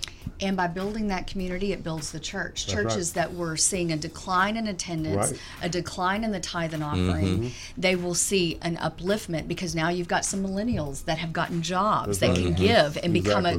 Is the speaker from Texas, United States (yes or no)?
yes; Dallas, Texas, United States; also born or lived in Houston; I am from Dallas, born and raised.